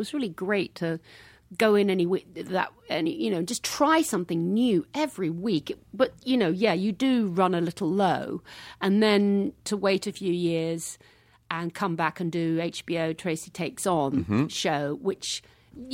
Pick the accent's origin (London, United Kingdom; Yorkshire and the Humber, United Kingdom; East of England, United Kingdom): London, United Kingdom; Hackbridge; I mean, I came from Hackbridge. I had a fish and chip shop and a sewer works where I grew up.